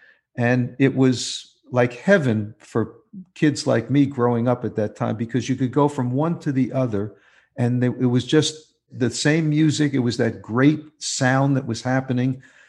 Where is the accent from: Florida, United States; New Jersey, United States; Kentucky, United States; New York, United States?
New York, United States; New York City; But I grew up in the New York City area listening to you.